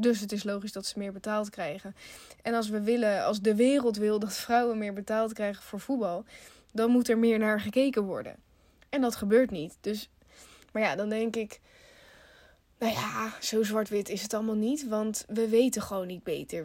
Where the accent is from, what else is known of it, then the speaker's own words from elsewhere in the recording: Netherlands; we zijn in Nederland geboren